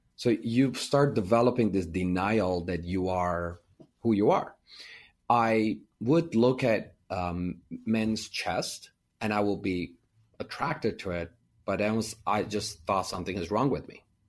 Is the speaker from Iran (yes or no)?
yes; Iran; English is a second language; moved away as an adult; now in United States; I grew up in Iran and we were Armenian, so we were minority